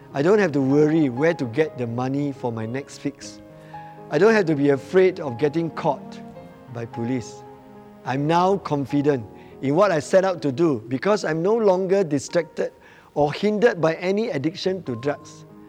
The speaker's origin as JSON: {"language": "English", "town": "Batu Pahat", "region": "Johor", "country": "Malaysia", "lives_now": "Johor Bahru, Malaysia", "said": "I'm originally from Batu Pahat"}